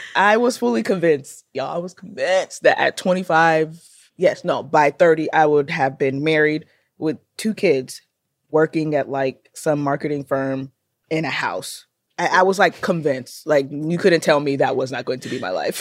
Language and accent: English; Nigeria; I am Nigerian